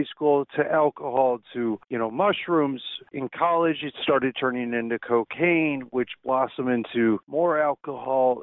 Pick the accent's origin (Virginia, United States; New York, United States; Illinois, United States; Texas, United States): Illinois, United States; Chicago; moved away as an adult; also born or lived in Lake Tahoe; I grew up in Chicago